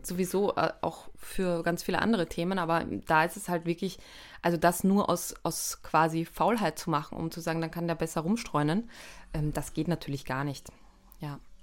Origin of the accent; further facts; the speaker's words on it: Austria; als Österreicherin